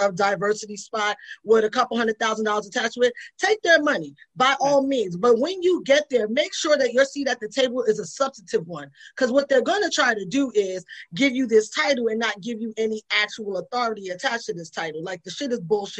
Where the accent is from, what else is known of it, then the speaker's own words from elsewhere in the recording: New York City, New York, United States; I was Latino whether I wanted to be or not, because I grew up in the Bronx